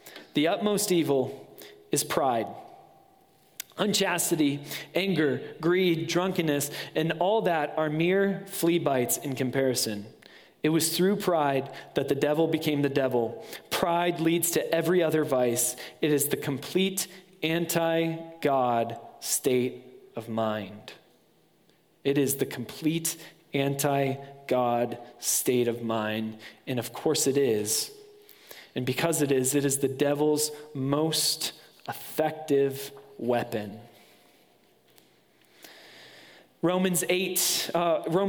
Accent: West Michigan, United States; moved away; Being from West Michigan, there's Zondervan

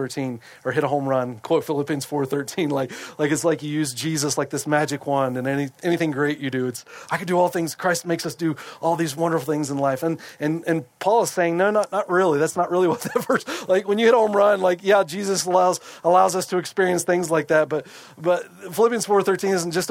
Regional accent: United States

